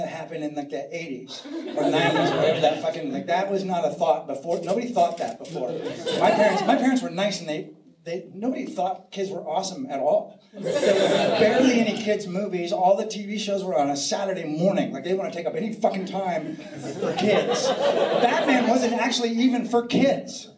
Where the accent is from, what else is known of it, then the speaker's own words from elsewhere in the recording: San Francisco, California, United States; I'm from San Francisco